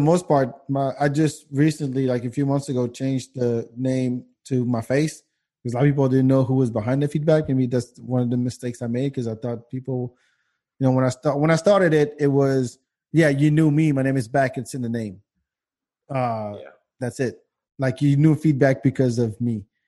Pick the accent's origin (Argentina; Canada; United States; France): France; moved away; the guys I grew up with in France